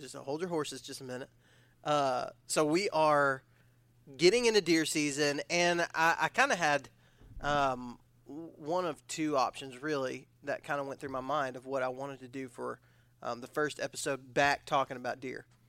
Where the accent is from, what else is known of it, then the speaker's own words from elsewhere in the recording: Odessa, Texas, United States; I was from West Texas